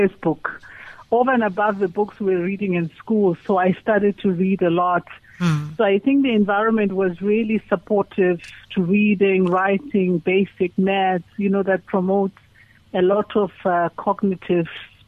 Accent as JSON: {"language": "English", "region": "Mpumalanga", "country": "South Africa", "tie": "born or raised there", "also_born_or_lived": "Durban, KwaZulu-Natal", "moved": "as an adult", "said": "I was born in Mpumalanga, Engodini, Namaporo"}